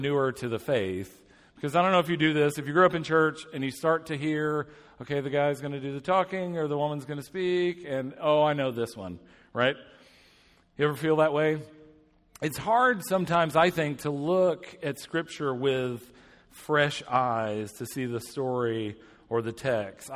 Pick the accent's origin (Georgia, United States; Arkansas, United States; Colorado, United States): Georgia, United States; Atlanta; moved away as an adult; now in Indianapolis, United States; I hail from Indianapolis now. I grew up in Atlanta.